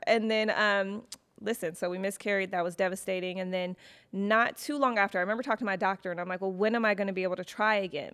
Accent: Detroit, Michigan, United States; moved away as an adult; also born or lived in Chicago / New York; now in Los Angeles, United States; I lived in Chicago for, for school, but I'm originally from Detroit.

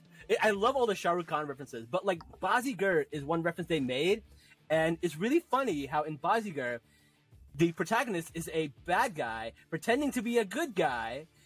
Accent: New Jersey, United States; Amr is from New Jersey, which is where I'm from

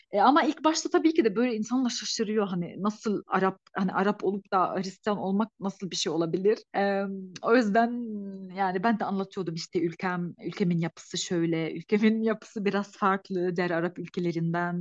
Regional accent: Lebanon; Turkish is a second language; moved away as an adult; also born or lived in Kayseri, Turkey; now in Turkey

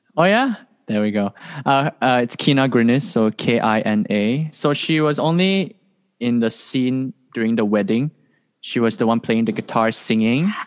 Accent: Malaysia; moved away as an adult; now in Hawaii, United States; I'm from Malaysia

